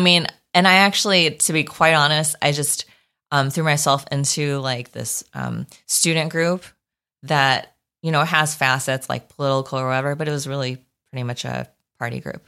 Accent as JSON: {"language": "English", "town": "New Berlin", "region": "Wisconsin", "country": "United States", "tie": "born or raised there", "moved": "yes", "said": "I'm from Wisconsin"}